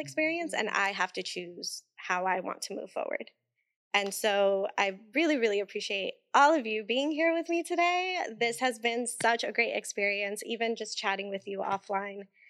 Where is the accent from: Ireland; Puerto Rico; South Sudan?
Puerto Rico; In Puerto Rico, we call it bregando